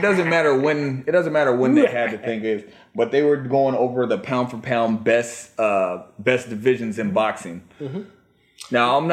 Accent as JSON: {"language": "English", "region": "Virginia", "country": "United States", "tie": "born or raised there", "also_born_or_lived": "Washington, D.C. / Washington", "moved": "yes", "said": "Now, I am a Virginia native. I was born in D.C. I grew up in Virginia, but I spent most of my life out in Washington. But I still claim the DMV."}